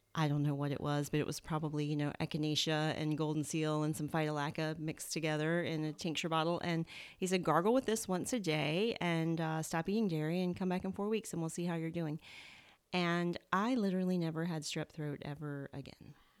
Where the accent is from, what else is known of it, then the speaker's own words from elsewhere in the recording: Southern, United States; accent: Southern; my Southern accent